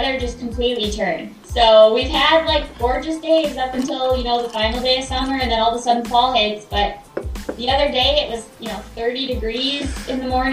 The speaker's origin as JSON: {"language": "English", "town": "Forest Lake", "region": "Minnesota", "country": "United States", "tie": "born or raised there", "also_born_or_lived": "Colorado", "moved": "as an adult", "said": "I'm born and raised in Forest Lake, Minnesota."}